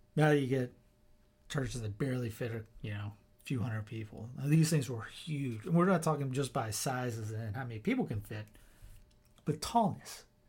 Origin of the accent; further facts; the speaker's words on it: Spartanburg, South Carolina, United States; where I grew up in Spartanburg